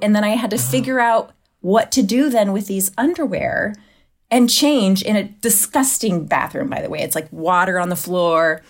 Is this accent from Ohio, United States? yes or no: yes; Ohio, United States; I'm from Ohio. I'm from the Midwest.